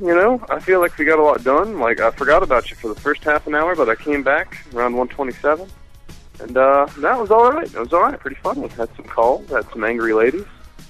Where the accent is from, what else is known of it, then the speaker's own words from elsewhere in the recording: Point Pleasant, West Virginia, United States; My hometown, buddy. I live in Point Pleasant, West Virginia. It's right on the border of it with Ohio.